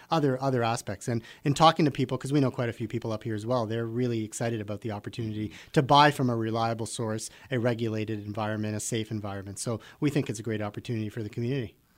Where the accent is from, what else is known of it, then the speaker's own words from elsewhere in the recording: Richmond Hill, Ontario, Canada; I'm from Richmond Hill